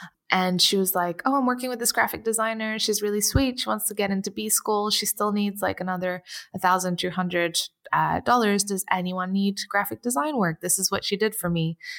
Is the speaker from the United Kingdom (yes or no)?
no; Portugal; I'm from Portugal, and I you know, missed the sunshine a lot and my friends, and I wanted to be able to afford that.